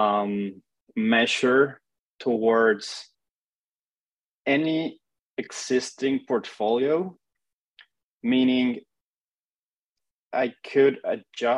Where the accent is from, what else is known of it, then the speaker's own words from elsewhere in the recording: Mexico City, Mexico; moved away; I'm originally from Mexico City.